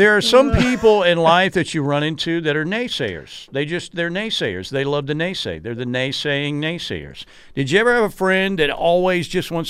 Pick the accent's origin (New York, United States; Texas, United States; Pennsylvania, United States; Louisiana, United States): Texas, United States; Muleshoe; I'm from Muleshoe, freaking Texas.